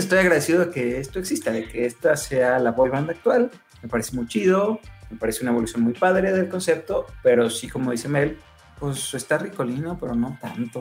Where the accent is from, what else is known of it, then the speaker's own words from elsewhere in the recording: Mexico; como mexicanos